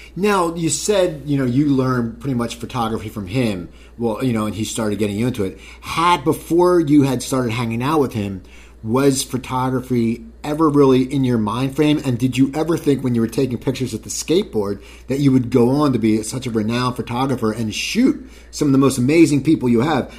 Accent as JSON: {"language": "English", "town": "Cherry Hill", "region": "New Jersey", "country": "United States", "tie": "born or raised there", "said": "I grew up in New Jersey, but we actually had a skate park in Cherry Hill"}